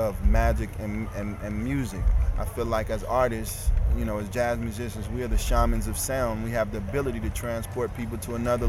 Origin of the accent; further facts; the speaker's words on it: Ferguson, Missouri, United States; also born or lived in St. Louis; I'm from Ferguson